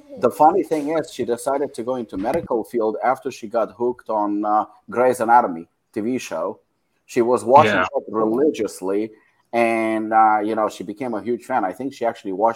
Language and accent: English; Israel; English is a second language; moved away as an adult; also born or lived in South Africa; I moved from Israel to South Africa, and that was actually my transition, and my English wasn't even that good